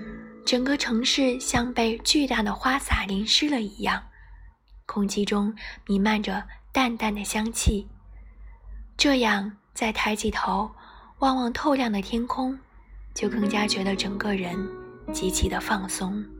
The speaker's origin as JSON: {"language": "Chinese", "region": "North China", "country": "China", "said": "作为一个北方人，最容易给深圳挂上的标签便是南方。"}